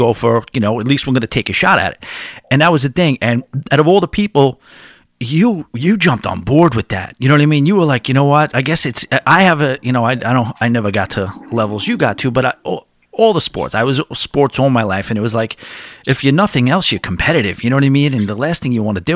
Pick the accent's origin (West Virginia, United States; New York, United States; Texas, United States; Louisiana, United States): New York, United States; New York area, United States; I'm from the New York area